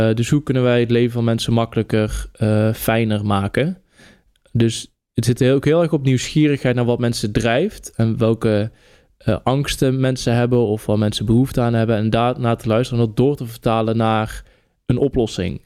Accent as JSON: {"language": "Dutch", "region": "North Brabant", "country": "Netherlands", "said": "fotograaf, dichter, Brabander"}